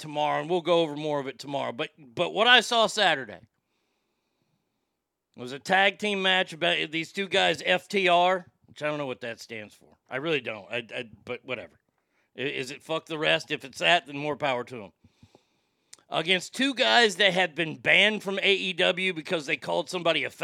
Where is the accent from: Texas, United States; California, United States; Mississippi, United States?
Texas, United States; Garland; Curtis Caldwell Center in my hometown of Garland, Texas